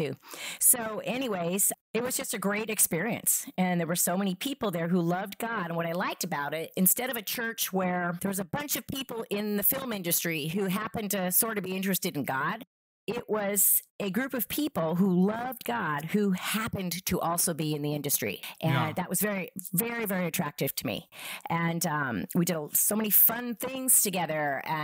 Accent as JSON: {"language": "English", "town": "Oak Harbor", "region": "Washington", "country": "United States", "tie": "born or raised there", "also_born_or_lived": "Spain", "said": "Well, background wise, I mostly grew up in Washington State. I was born in Spain to a Puerto Rican father and Irish mother. You know, we moved a lot when I was younger. We're a military family. But for the most part, I grew up on Whidbey Island, really cool little town, Oak Harbor."}